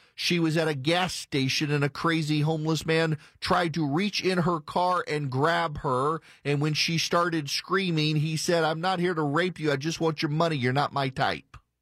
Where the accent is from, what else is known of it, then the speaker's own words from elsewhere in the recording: Jackson, Louisiana, United States; moved away; am from Jackson, Louisiana. Jackson, Louisiana is a small town